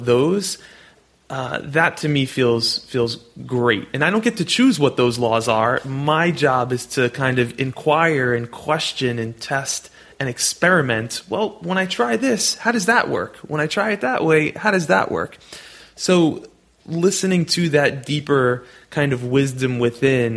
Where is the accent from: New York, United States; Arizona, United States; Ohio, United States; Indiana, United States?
New York, United States; New York City; I'm born and raised in New York City where there's taxi cabs and rats in the subway.